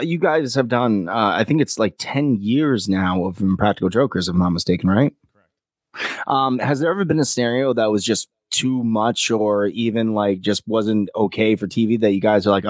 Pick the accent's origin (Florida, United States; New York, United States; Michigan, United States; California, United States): New York, United States; Kingston; I was born in Kingston, Poughkeepsie, New York, in that general area.